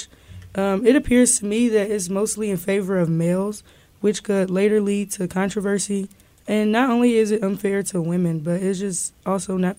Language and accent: English; Kansas City, United States; I'm from Kansas City